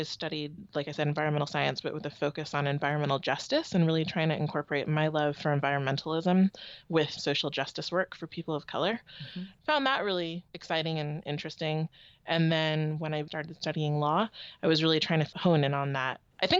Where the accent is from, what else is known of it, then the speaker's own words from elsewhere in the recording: Palo Alto, California, United States; now in Oakland, United States; I grew up in Palo Alto, California.